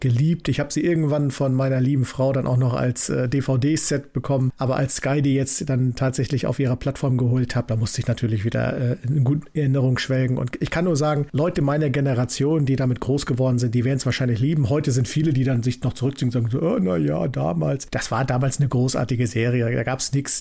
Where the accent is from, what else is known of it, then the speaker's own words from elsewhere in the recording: East Germany, Germany; ich bin ja ein Kind der DDR